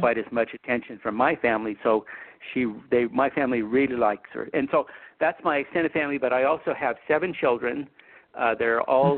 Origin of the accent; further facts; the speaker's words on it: Utah, United States; also born or lived in Idaho; I was born in Idaho. I grew up in Utah